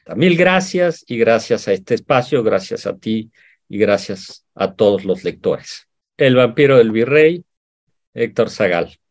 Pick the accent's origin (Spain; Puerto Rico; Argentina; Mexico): Mexico; Yo como mexicano